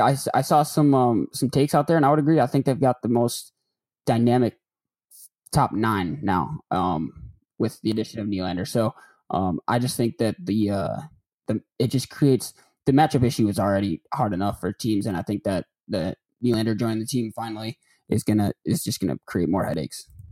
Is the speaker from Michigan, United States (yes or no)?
yes; Detroit area, Michigan, United States; moved away as an adult; also born or lived in Chicago / Atlanta; now in Memphis, United States; I'm not from Detroit, but I'm from the area